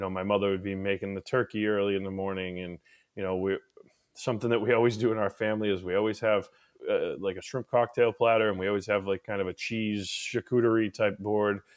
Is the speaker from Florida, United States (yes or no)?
no; Wolcott, Connecticut, United States; moved away as an adult; now in Maine, United States; where I was born and raised down in Connecticut. Mm-hmm. I was born in Wolcott, Connecticut